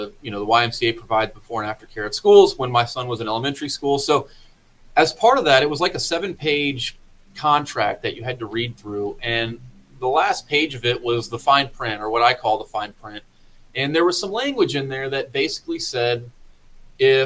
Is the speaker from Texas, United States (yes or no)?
no; Florida, United States; moved away as an adult; also born or lived in Washington, D.C.; now in Missouri, United States; I'm originally from Florida. Moved up to Washington, D.C. in 2006